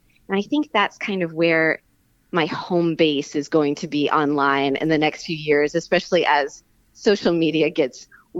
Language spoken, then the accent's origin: English; the Bible Belt of the South, United States; I grew up in the Bible Belt of the South and like Protestant country.